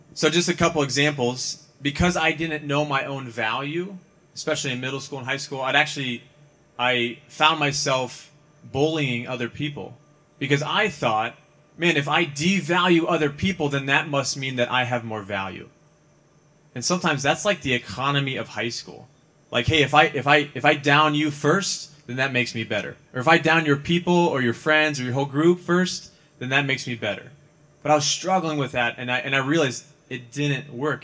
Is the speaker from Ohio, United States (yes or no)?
yes; Ohio, United States; moved away; also born or lived in California / Arizona; I grew up mostly in Ohio, but I've lived in California and I've also lived in Arizona